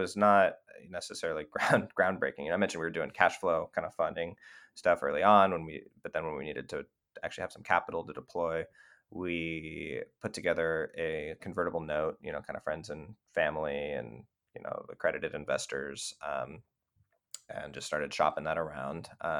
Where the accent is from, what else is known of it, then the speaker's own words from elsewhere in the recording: California, United States; You know, we're from Northern California.